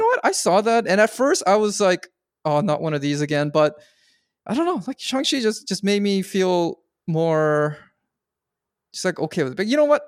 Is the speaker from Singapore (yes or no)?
no; Canada